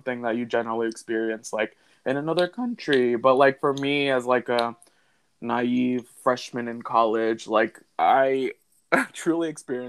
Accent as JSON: {"language": "English", "town": "Alexandria", "region": "Virginia", "country": "United States", "tie": "born or raised there", "also_born_or_lived": "Arlington, Virginia / Harrisonburg, Virginia", "moved": "as an adult", "said": "I was born in Arlington, Virginia, and I moved to Alexandria, like, midway through elementary school."}